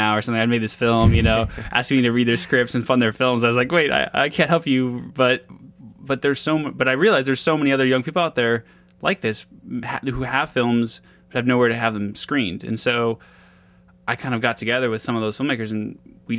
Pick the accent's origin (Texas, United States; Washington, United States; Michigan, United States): Washington, United States; Seattle; I'm 26 years old right now, and I grew up in Seattle